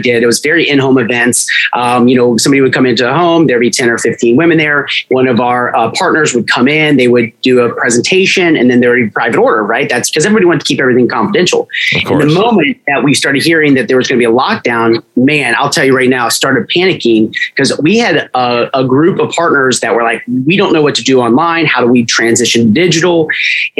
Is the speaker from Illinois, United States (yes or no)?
yes; Naperville, Illinois, United States; I'm an Illinois guy. I was born in Naperville